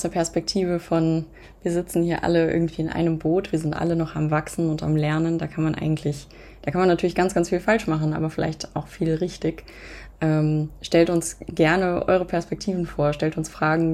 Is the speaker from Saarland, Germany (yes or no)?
no; near Hanover, Lower Saxony, Germany; moved away as an adult; now in Berlin, Germany; Ich komme eigentlich aus der Nähe von Hannover